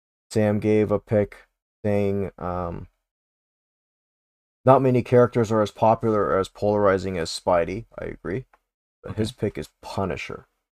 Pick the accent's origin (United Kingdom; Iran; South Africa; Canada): Canada; We can pretend we're from Alberta for us Canadians